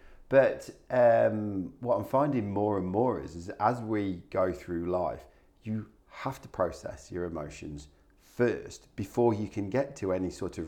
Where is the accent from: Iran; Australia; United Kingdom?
United Kingdom; England; moved away; I come from England